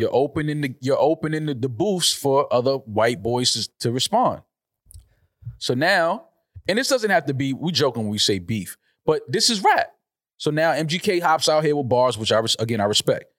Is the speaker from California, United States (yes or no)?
no; New York City, New York, United States; the Bronx is my hometown